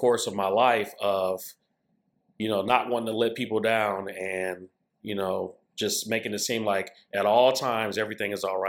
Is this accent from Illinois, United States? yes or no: yes; Chicago, Illinois, United States; I grew up, you know, of course, I don't want to age myself, but I grew up in the late 70s, early 80s in Chicago